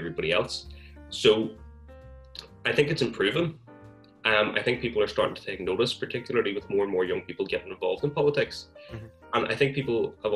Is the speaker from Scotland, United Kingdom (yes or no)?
no; County Armagh, Northern Ireland, United Kingdom; I'm from County Armagh